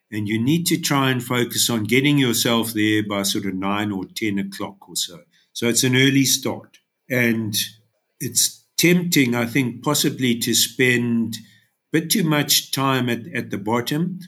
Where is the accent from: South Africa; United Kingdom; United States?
South Africa; Durban, KwaZulu-Natal; now in Underberg, South Africa; I was born and bred in Durban